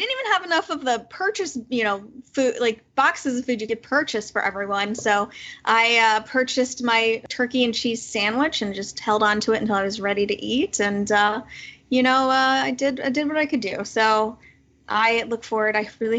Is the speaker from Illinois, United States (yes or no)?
yes; Chicago, Illinois, United States; I was from Chicago. The flight was Chicago to direct to Hawaii.